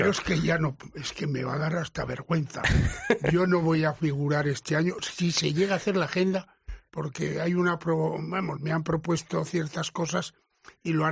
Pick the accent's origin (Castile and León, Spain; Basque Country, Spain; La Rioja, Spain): Castile and León, Spain; Palencia; also born or lived in Villarramiel; now in Madrid, Spain; yo soy de Palencia. De Palencia, eso, de Palencia. Casado con una leonesa.